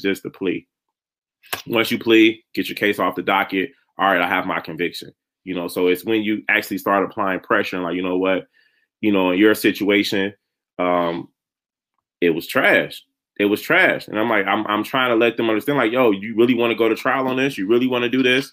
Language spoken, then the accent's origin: English; Chicago, Illinois, United States; growing up in Chicago